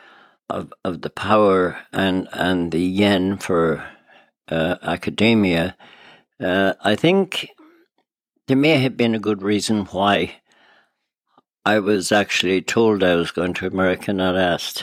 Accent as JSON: {"language": "English", "town": "Attymass", "region": "Connacht", "country": "Ireland", "tie": "born or raised there", "moved": "yes", "lives_now": "New York, United States", "said": "when I was growing up in Ireland"}